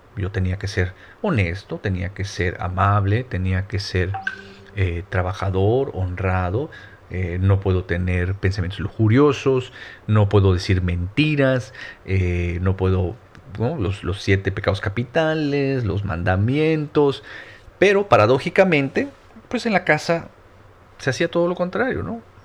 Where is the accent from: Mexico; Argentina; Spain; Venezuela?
Mexico; Mérida, Yucatán; yo soy yucateco, soy de medida Yucatán, al sur de México